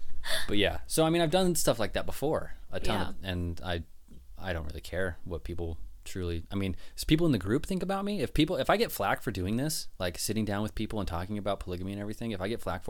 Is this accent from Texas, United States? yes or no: no; West Jordan, Utah, United States; born there; I was like, no, I was born in Utah, West Jordan.